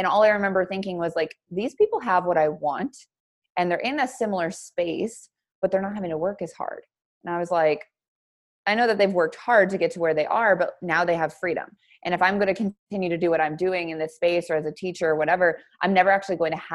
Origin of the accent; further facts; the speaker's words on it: Billings, Montana, United States; moved away as an adult; Originally, I'm from Billings, Montana